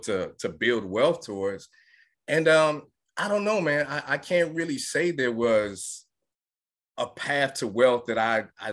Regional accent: New York City, New York, United States; now in Atlanta, United States; I grew up in Brooklyn, New York

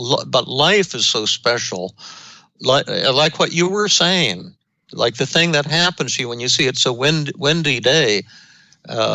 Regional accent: Denver, Colorado, United States; when I was growing up in Denver

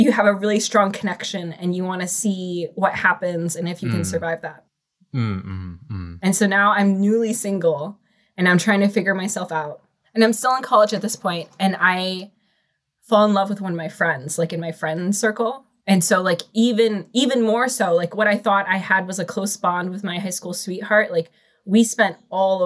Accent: Chicago, Illinois, United States; I'm from Chicago, 25

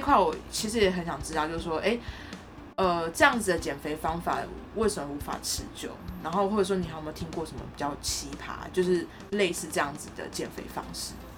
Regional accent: Tainan, Taiwan; now in Taipei, Taiwan; 我是台南人

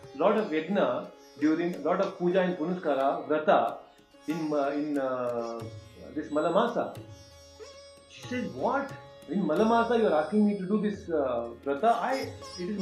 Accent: Hubli, Karnataka, India; now in Bangalore, India; I am in my hometown Hubli. I have come here to meet my parents and family members.

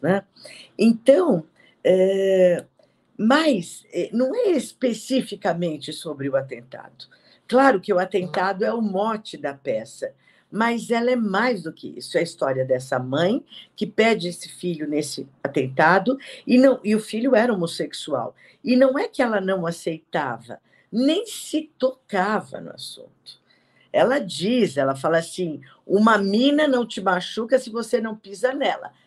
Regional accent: São Paulo, Brazil; also born or lived in Perdizes, São Paulo; eu nasci em Perdizes e depois fui para Barra Funda

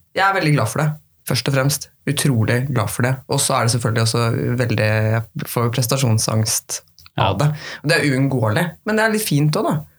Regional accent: Norway; hjembygda mi i Flatholm

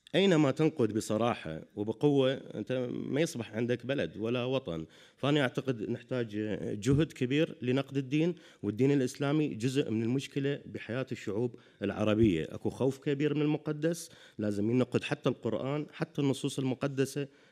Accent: Iraq; moved away as an adult; now in Europe; أنا يعني عراقي عشت في العراق طول حياتي

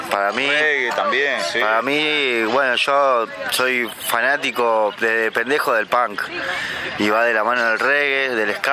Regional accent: Buenos Aires, Argentina; vivo en Caballito, nací, me crié en Caballito.

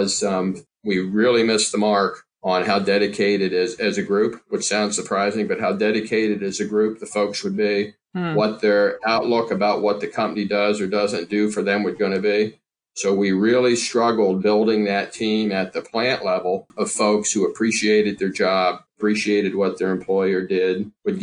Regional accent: Pennsylvania, United States; we have three facilities here in Pennsylvania, like we talked about. The first one we opened was here in my hometown.

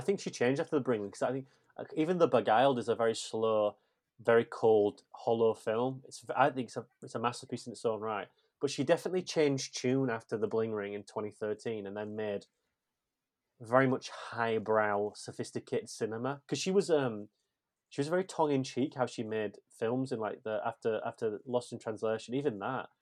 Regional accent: England, United Kingdom; I'm just English

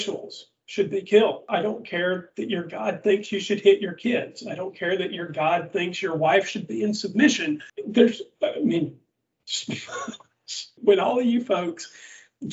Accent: Southern United States, United States; accent: Southern; my Southern accent's pretty thick

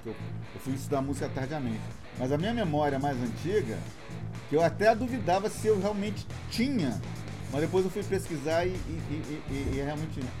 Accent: Minas Gerais, Brazil; Eu morava no interior, né? Eu fui criado em Minas

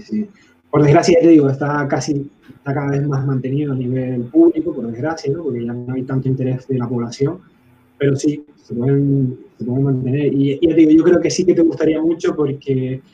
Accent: Canary Islands, Spain; yo soy canario, eh, es verdad que a lo mejor no soy el más canario de los canarios

